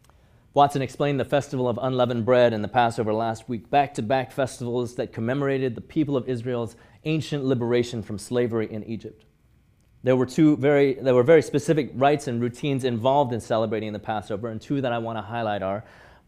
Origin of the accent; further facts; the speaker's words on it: Hong Kong; I grew up in Hong Kong, going to church with my parents from as early as I could remember, every Sunday morning, whether I wanted to or not, whether I felt like it or not.